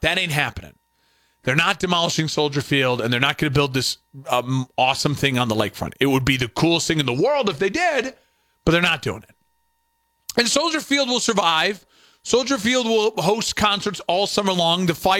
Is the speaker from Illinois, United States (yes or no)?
yes; Chicago suburbs, Illinois, United States; Hey, we're all from the suburbs, and we say we're from Chicago anyways because you're in the Chicagoland.